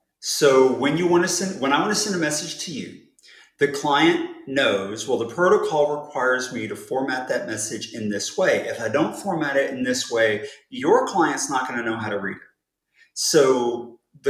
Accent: United States; I'm American.

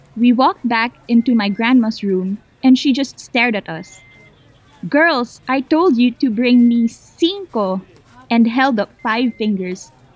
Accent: Manila, Metro Manila, Philippines; I'm from the Philippines. I grew up in Manila

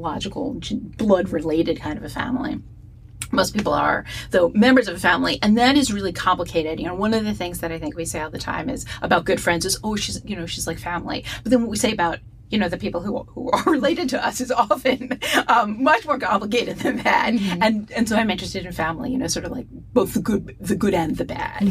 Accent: East Coast, United States; now in Pacific Northwest, United States; growing up on the East Coast, and for my life could not understand why it was always raining. And then I moved to the Pacific Northwest

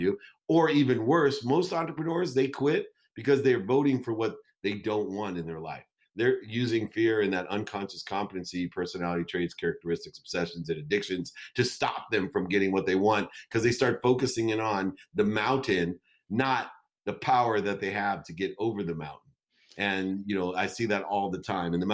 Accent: Akron, Ohio, United States; my entire community when I grew up in Akron, Ohio

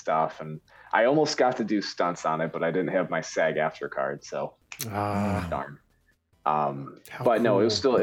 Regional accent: Michigan, United States; I'm from Michigan

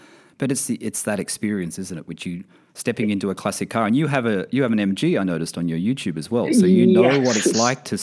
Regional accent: Australia; also born or lived in London; now in Bahrain; I'm from Australia originally, and I have my 911s in Australia with our apartment in Australia. So I live in Bahrain

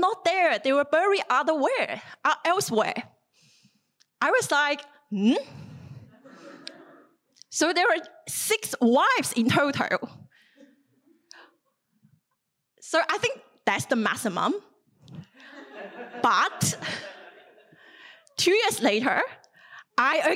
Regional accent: southern China, China; moved away as an adult; now in Australia; the little town of my hometown in southern China

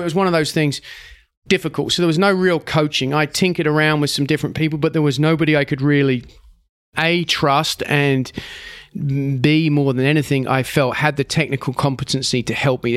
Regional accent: England, United Kingdom; as an English person

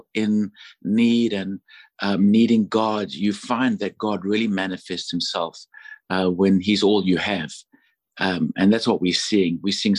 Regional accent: Johannesburg, Gauteng, South Africa; moved away as an adult; now in United States; I'm from Johannesburg, South Africa. And of course, my mom is British. She was born in the Congo to missionary parents.

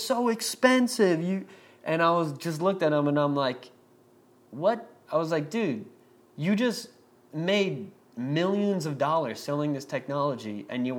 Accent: Long Island, New York, United States; we're from Long Island, like I talk with my hands

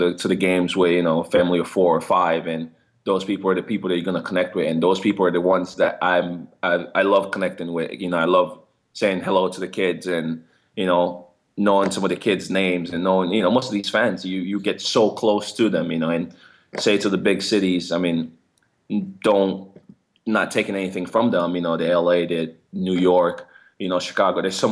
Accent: Kenema, Eastern Province, Sierra Leone; also born or lived in England; now in Columbus, United States; I come from Kenema, Sierra Leone, where there's only 150,000 people over there.

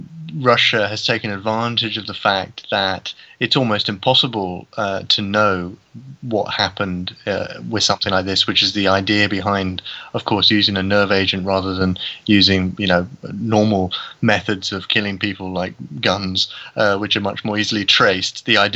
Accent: United Kingdom; now in Åland Islands, Finland; I am a British writer.

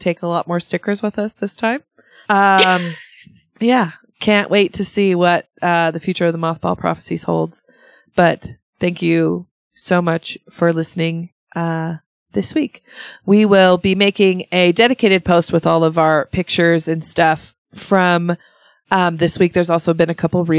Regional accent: Sweden; moved away; my home country of Sweden

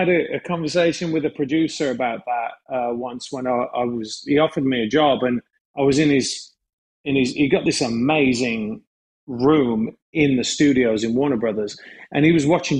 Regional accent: United Kingdom; the funny thing about being a British actor is that agents especially think you can do everything

